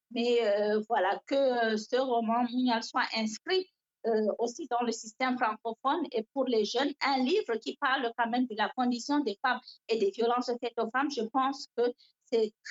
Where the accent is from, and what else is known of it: Cameroon; French is a second language